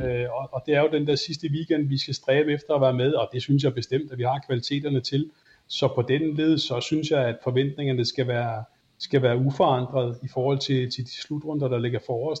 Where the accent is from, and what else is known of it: Denmark